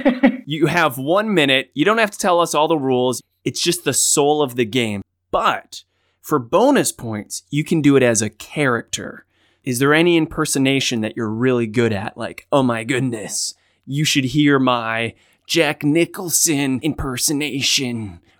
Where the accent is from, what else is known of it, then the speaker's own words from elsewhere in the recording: Australia; And I'm Australian too.